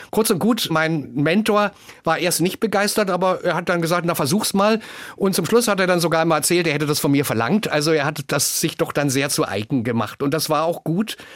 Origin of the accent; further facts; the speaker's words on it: East Germany, Germany; Und das hat mich natürlich auch stolz und glücklich gemacht, dass ich als Ostdeutscher in den Westen berufen wurde.